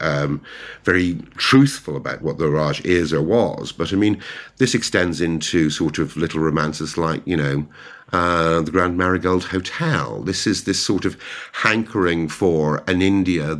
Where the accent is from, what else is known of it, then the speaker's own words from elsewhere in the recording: Ireland; now in London, United Kingdom; as an Irish translator